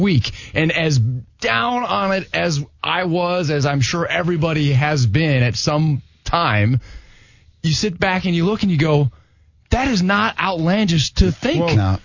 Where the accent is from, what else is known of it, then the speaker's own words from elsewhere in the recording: Des Moines, Iowa, United States; now in Jacksonville, United States; I'm from Des Moines, Iowa